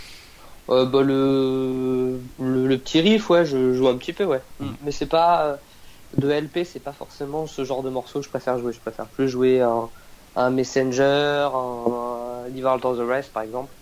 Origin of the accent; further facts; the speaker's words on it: Nantes, Pays de la Loire, France; originaire de là-bas et les choses ont fait que je suis toujours resté, euh, resté sur Nantes